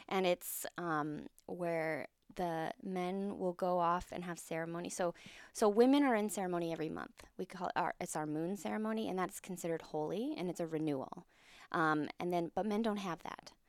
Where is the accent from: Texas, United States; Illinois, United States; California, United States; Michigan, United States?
California, United States; We grew up in California